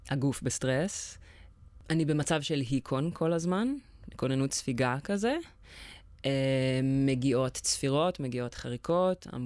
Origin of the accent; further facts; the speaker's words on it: Jerusalem, Jerusalem District, Israel; born there; uh, אני בת 31, אני גרה בירושלים, נולדתי בירושלים.